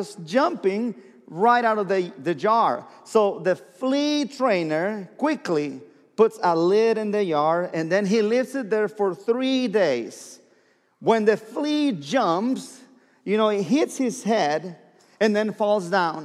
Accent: southern Mexico, Mexico; English is a second language; moved away as an adult; now in Oklahoma, United States; Born and raised in Mexico, the south part of Mexico, last state of the Mexican Republic, and came to Oklahoma.

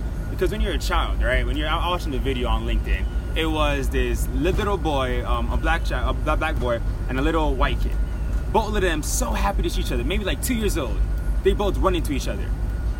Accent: Miami, Florida, United States; The fact that I'm from Miami, I grew up with everybody.

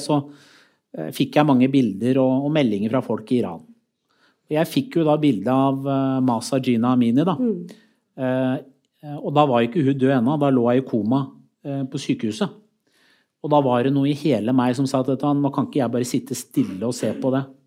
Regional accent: Skotselv, Buskerud, Norway; gjennom hele oppveksten min i Skotselv

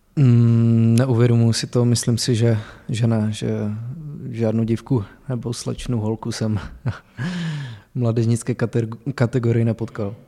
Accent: Zlín, Zlín Region, Czechia; moved away as an adult; also born or lived in Vlašim / Opava; now in Pardubice, Czech Republic; já jsem začínal s fotbalem v pěti letech ve Zlíně. eh, kde jsem se narodil a odkud pocházím

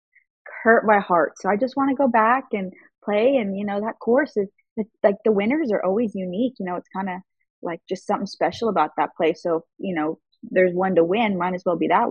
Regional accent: Aurora, Colorado, United States; moved away as an adult; also born or lived in Kansas; I grew up in Denver, Colorado. Aurora, a suburb of Denver

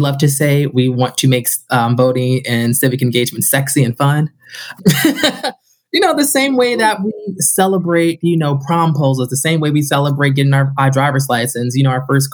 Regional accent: Chicago, Illinois, United States; also born or lived in Denison University, Ohio; now in Cleveland, United States; I'm originally from Chicago

